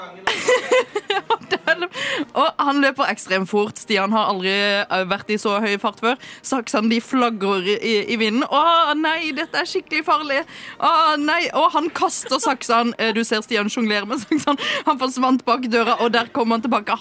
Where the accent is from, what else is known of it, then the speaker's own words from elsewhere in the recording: Sørlandet, Norway; som sørlending